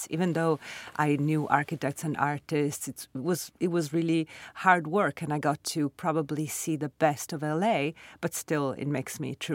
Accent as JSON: {"language": "English", "town": "Milan", "region": "Lombardy", "country": "Italy", "tie": "born or raised there", "also_born_or_lived": "Sardinia", "moved": "as an adult", "lives_now": "New York City, United States", "said": "I grew up in Milan, in Italy. I was born in Sardinia and I lived with my parents, you know, in different parts of Italy because of my father's job. But then Milan was their city and it's my city"}